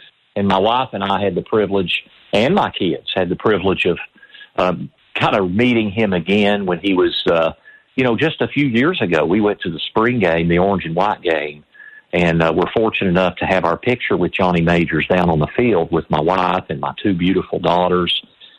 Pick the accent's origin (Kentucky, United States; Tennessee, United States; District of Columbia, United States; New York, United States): Tennessee, United States; Knoxville; I grew up in Knoxville, and I'm a UT alumna.